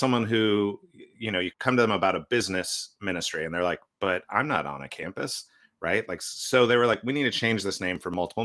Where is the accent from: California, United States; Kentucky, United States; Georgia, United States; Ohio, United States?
California, United States; now in Portland, United States; I grew up in California